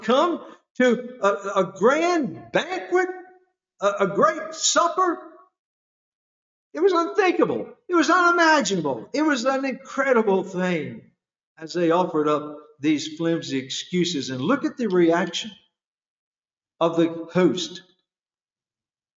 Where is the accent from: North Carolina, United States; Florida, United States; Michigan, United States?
North Carolina, United States; I come from North Carolina, the country.